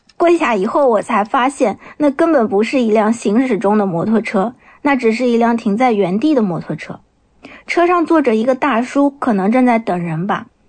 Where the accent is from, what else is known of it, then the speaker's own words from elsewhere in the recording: Nanjing, Jiangsu, China; 我来自江苏南京，目前从事的是儿童绘本插画师的工作